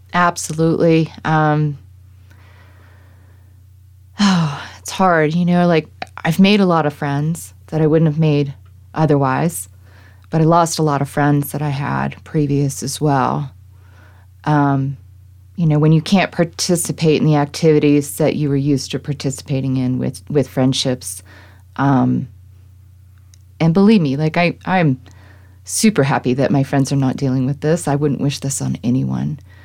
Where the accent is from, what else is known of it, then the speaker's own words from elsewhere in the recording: East Coast, United States; now in Colorado, United States; growing up on the East Coast